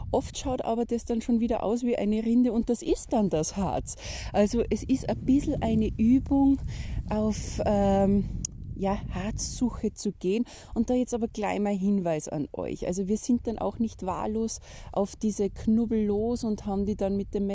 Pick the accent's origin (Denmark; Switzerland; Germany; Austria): Austria; wie die meisten Wälder bei uns in Österreich, haben eine Fichtenmonokultur